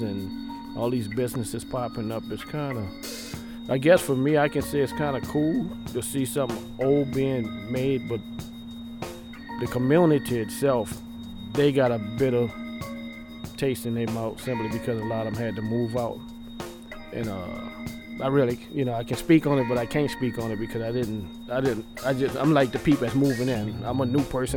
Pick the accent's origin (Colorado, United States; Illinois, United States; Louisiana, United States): Louisiana, United States; New Orleans; moved away as an adult; now in Austin, United States; I'm from New Orleans, Louisiana. I've been here since Hurricane Katrina.